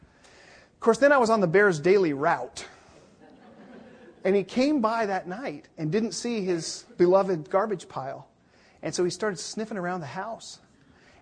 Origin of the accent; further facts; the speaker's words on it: Seattle, Washington, United States; moved away; I'm from Seattle